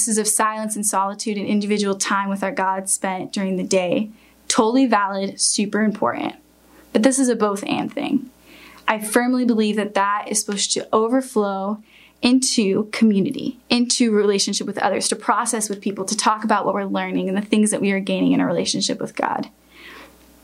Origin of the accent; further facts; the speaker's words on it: United States; us as American Christians